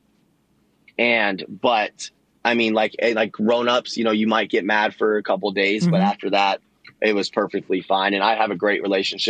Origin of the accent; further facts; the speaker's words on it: Orlando, Florida, United States; I was born and raised in Orlando, Claremont